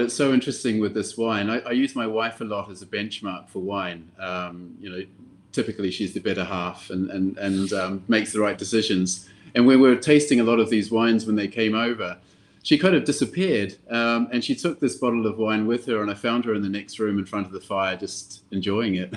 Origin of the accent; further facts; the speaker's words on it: New Zealand; also born or lived in Europe; now in Stockholm, Sweden; I'm from New Zealand, um, but I've been living in Europe for quite some time.